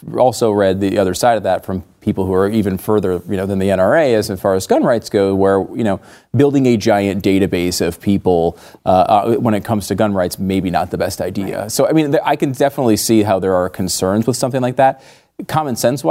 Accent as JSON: {"language": "English", "region": "Connecticut", "country": "United States", "tie": "born or raised there", "said": "I grew up in Connecticut"}